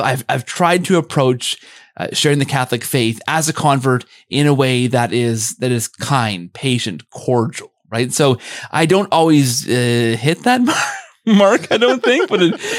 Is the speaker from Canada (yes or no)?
yes; Canada; I'm Canadian